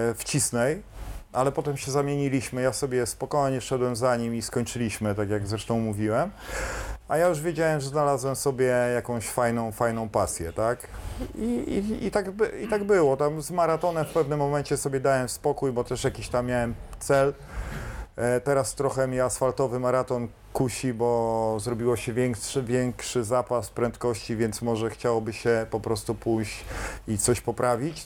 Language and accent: Polish; Kashubia, Poland; ale ja jestem kaszub. Kaszubem